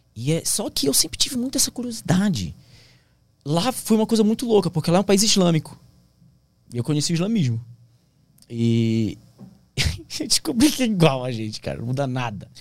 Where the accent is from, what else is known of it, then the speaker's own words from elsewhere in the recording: Santarém, Pará, Brazil; moved away as an adult; also born or lived in Brasília / Bragança Paulista; Santarém, minha cidade natal